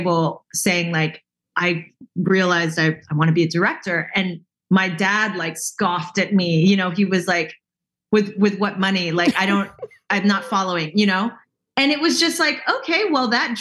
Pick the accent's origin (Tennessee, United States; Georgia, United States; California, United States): California, United States; the Bay Area; I grew up in the Bay and in like a suburb in the Bay, kind of like a baby Oakland